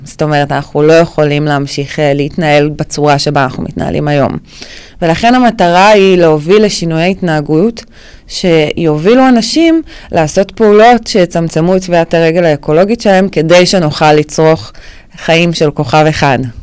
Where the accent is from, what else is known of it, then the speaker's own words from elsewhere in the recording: Ne'ot Mordechai, Northern District, Israel; also born or lived in Florentin, Tel Aviv; now in Tel Aviv, Israel; במקור אני מקיבוץ, מקיבוץ נאות מרדכי בצפון, בעמק החולה